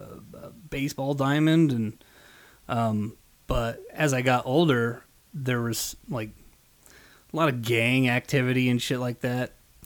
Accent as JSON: {"language": "English", "town": "Las Vegas", "region": "Nevada", "country": "United States", "tie": "born or raised there", "also_born_or_lived": "England", "said": "But raised in Las Vegas."}